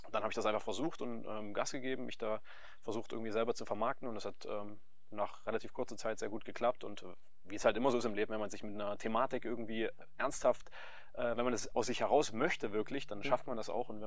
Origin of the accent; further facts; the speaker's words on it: Saxony, Germany; now in Wernigerode, Germany; Genau, also ich bin äh, gebürtiger Sachse.